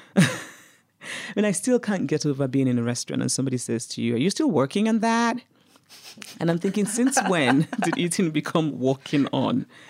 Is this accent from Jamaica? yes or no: no; Nigeria; moved away as an adult; also born or lived in United States; I grew up in Nigeria, I was under military dictatorships